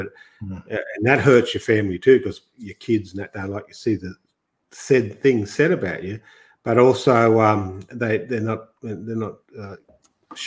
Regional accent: Grafton, New South Wales, Australia; moved away; coming from the country too, I was born in Grafton, and half my life has been in the bush.

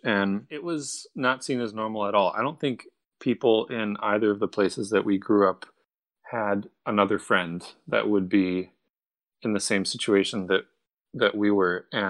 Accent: Cincinnati, Ohio, United States; also born or lived in Florence, Italy; I grew up in both places. I grew up in Cincinnati, Ohio, and in Florence, Italy.

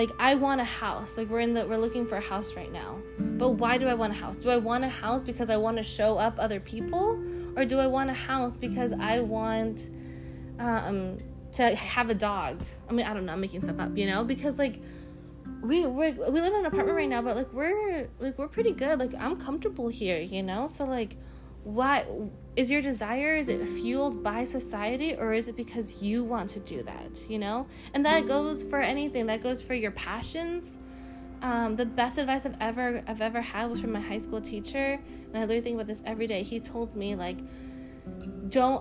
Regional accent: United States; as being American citizens

